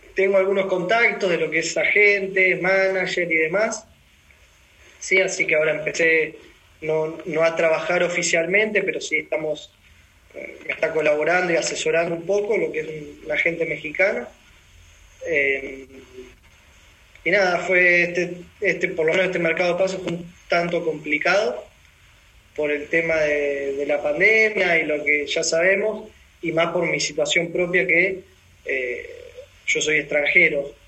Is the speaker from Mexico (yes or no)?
no; Argentina; moved away as an adult; also born or lived in Melbourne, Australia / Amsterdam, Netherlands; Salí de Argentina, eh, estuve jugando lo que es la Liga de Ascenso, varios clubes de Argentina